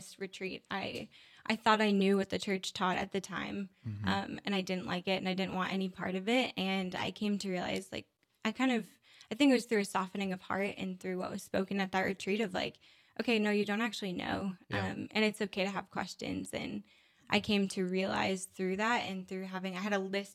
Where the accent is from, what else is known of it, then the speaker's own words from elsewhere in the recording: Diocese of Duluth, northern Minnesota, United States; I'm from the Diocese of Duluth, which is northern Minnesota